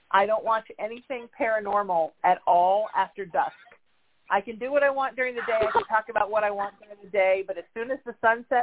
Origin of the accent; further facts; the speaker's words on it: Huntington Beach, California, United States; my hometown of Huntington Beach, California.